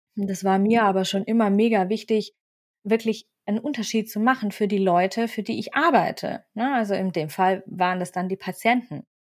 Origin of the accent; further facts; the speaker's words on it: Swabia, Baden-Württemberg, Germany; also born or lived in Freiburg; now in Bavaria, Germany; ich bin ein süddeutscher Mix. Und zwar bin ich gebürtige Schwäbin, Wahlfreiburgerin und aktuell wohne ich in Bayern.